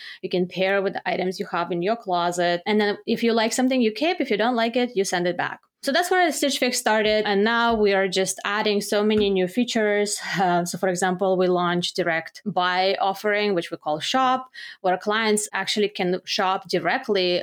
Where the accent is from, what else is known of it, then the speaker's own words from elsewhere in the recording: Belarus; moved away as an adult; now in United States; I'm originally from Belarus. I studied economics and management in Belarus.